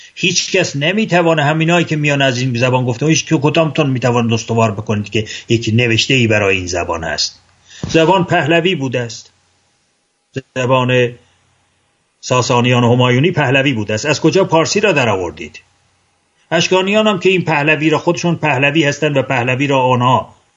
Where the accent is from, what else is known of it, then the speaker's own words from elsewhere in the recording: Ardabil, Ardabil Province, Iran; من اردبیلی هستم به زبان اردبیلی هم گفتگو میکنم